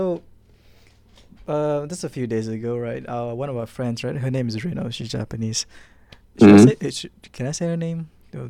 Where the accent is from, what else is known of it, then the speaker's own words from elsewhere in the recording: Malaysia; I'm a local student around Malaysia. Yes, I'm Malaysian, actually.